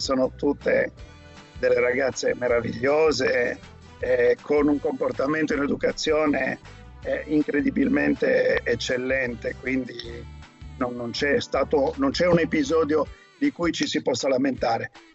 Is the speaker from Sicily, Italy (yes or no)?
no; Cagliari, Sardinia, Italy; moved away; sono nato a Cagliari